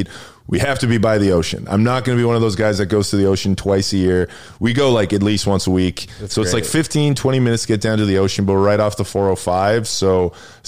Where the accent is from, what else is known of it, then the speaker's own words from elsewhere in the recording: Edmonton, Alberta, Canada; moved away as an adult; also born or lived in New York; now in Los Angeles, United States; one of my best friends I grew up with in Edmonton